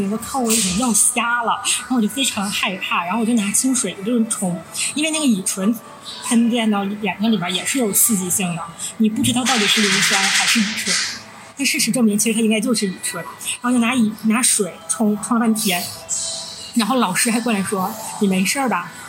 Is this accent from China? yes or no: yes; Northeast China, China; 我们是三个来自东北的 ladies，